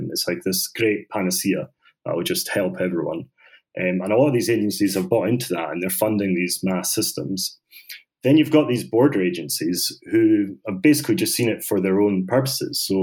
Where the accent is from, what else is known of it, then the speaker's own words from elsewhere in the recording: Bosnia & Herzegovina; I'm from Bosnia and we have our Nobel Prize winning book called Bridge on the Drina.